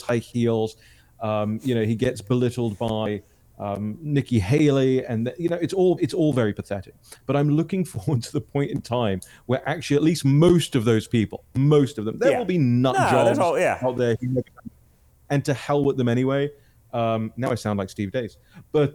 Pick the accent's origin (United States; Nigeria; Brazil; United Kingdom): United Kingdom; London; I'm from London